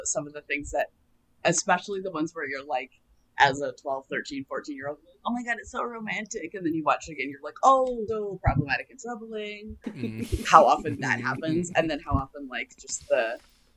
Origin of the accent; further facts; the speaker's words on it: Vancouver, British Columbia, Canada; in gym class as kids, we didn't have ice because I'm from Vancouver.